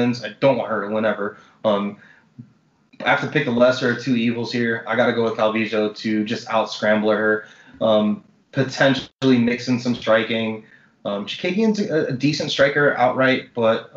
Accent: Miami, Florida, United States; moved away as an adult; also born or lived in Washington; I grew up in Miami, Miami-Dade County. That's where I lived until I was 27 years old. Then I moved to Washington

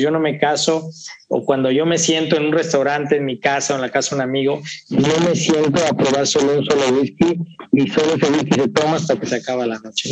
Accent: Veracruz, Mexico; yo soy de Veracruzano

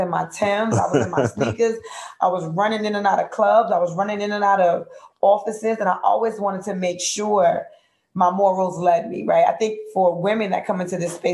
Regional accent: United States; I'm from Grant Projects

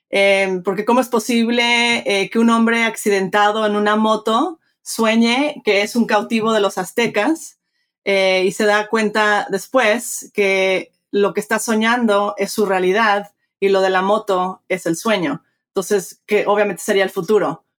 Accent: Mexico; moved away; soy, me crié en México, este, padre mexicano, de madre americana, crecí bilingüe, bicultural

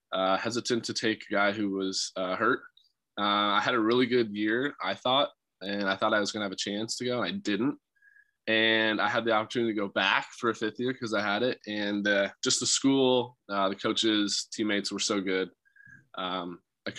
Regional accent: Colorado, United States; being a Colorado guy

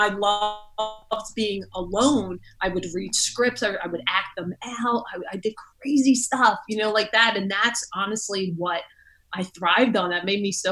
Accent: Philadelphia, Pennsylvania, United States; I grew up in South Philly, which is Rocky Balboa territory

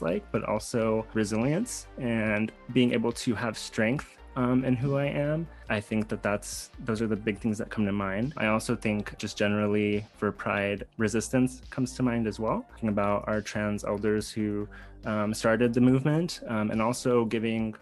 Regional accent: West Texas, United States; I grew up in West Texas, very conservative space, not a lot of queer folks visibly around

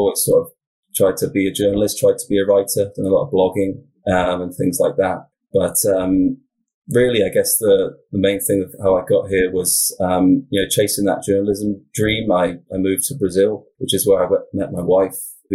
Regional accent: Wiltshire, South West England, United Kingdom; now in Oregon, United States; I'm from the UK originally. So I'm from Southwest England, kind of the county is called Wiltshire

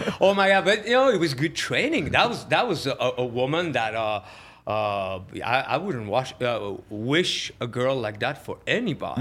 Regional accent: Switzerland; moved away; I grew up in Switzerland

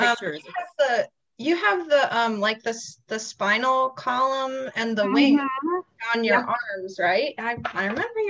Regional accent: Chicago, Illinois, United States; I'm 28. I'm from Chicago. Recently married.

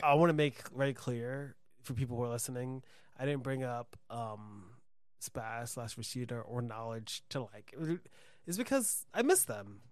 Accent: New York City, New York, United States; also born or lived in Brooklyn; I'm from the Bronx

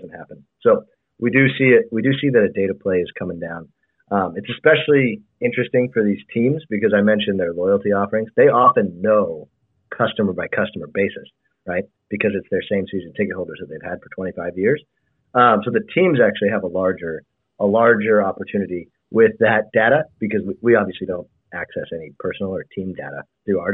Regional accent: Bay Area, California, United States; I grew up in the Bay Area.

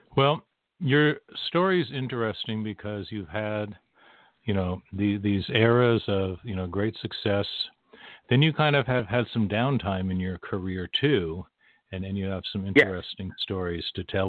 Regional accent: West Coast, United States; I grew up on the West Coast

